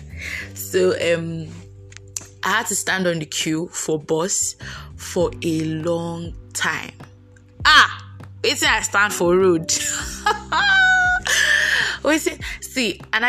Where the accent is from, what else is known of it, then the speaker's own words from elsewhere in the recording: Lagos, Nigeria; moved away as an adult; also born or lived in Anambra; I was born and brought up in Lagos, so my parents stay in Lagos